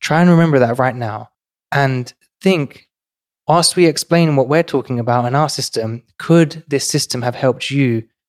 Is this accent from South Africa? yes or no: no; London, United Kingdom; born or raised there; now in New York City, United States